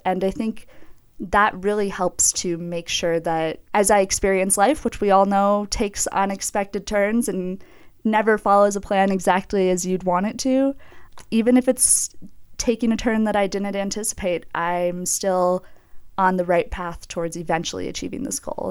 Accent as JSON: {"language": "English", "town": "Minneapolis", "region": "Minnesota", "country": "United States", "tie": "born or raised there", "moved": "as an adult", "lives_now": "Jackson, United States", "said": "I grew up in the Twin Cities"}